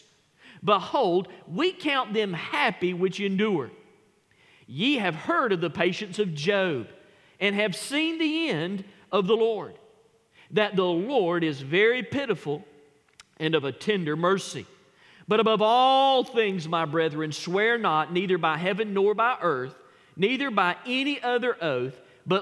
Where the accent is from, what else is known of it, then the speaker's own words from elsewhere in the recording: United States; we are so impatient as American Christians